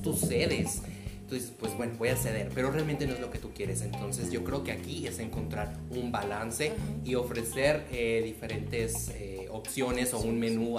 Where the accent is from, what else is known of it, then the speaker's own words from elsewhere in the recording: Cananea, Sonora, Mexico; Yo soy oriundo de Cananea, Sonora